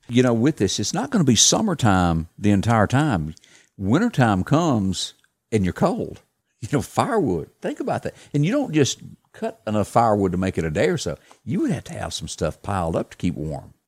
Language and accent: English; the South, United States; I was a kid and I grew up in the South deer hunting